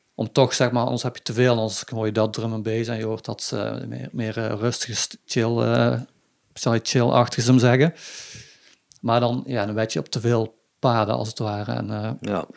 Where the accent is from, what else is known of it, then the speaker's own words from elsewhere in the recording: Budel, North Brabant, Netherlands; now in Weert, Netherlands; Ik kom oorspronkelijk uit Budel